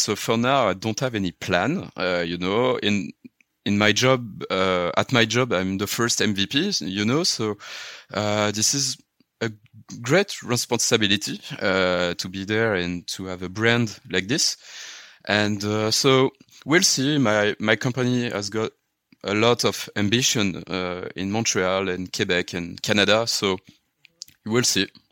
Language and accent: English; Luxembourg; English is a second language; moved away; also born or lived in Paris, France; I am born in Paris, next to Paris, and I grew up in Luxembourg